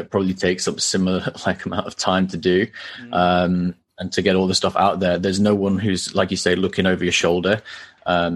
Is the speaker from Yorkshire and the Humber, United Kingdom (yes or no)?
yes; Halifax, Yorkshire and the Humber, United Kingdom; also born or lived in Newcastle; I was born in Halifax, grew up there, still live here after university as well.